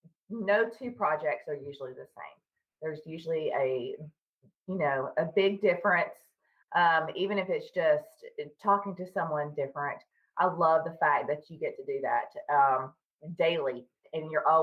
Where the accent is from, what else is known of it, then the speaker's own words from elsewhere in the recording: Tennessee, United States; now in Charlotte, United States; I live in the north part of Charlotte, North Carolina, and I'm originally from Tennessee, but I've lived here for about 20 years now.